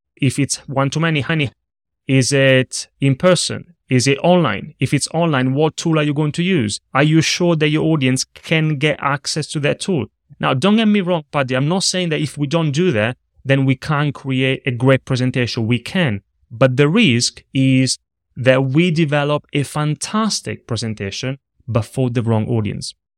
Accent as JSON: {"language": "English", "country": "Italy", "tie": "born or raised there", "moved": "yes", "said": "I grew up in Italy. I was in a small town, in a small region, that nobody knows, not even in Italy. I always say near Rome"}